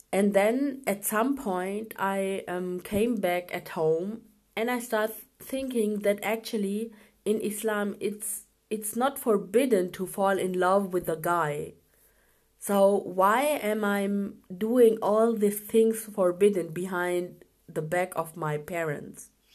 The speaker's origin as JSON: {"language": "English", "country": "Germany", "tie": "born or raised there", "also_born_or_lived": "Pakistan", "said": "I was born in Pakistan um, in 1985, but after one year, I came with my parents to Germany and I grew up here."}